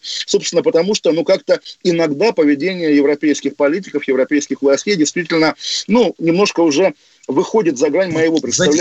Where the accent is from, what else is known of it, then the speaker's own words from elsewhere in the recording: Russia; now in London, United Kingdom; я русский в Лондоне, естественно, в Лондоне мое русское национальное чувство цветет